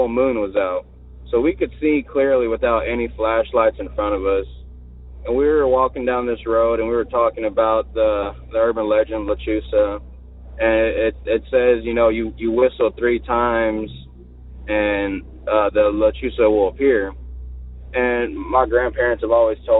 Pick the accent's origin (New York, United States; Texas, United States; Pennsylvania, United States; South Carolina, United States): Texas, United States; Victoria; I'm from Victoria, Texas, you know, down here south